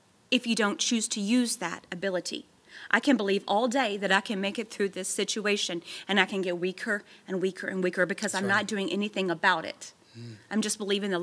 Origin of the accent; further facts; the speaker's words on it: Texas, United States; moved away as an adult; now in Tennessee, United States; we're from Texas, and we had all of our family back in Texas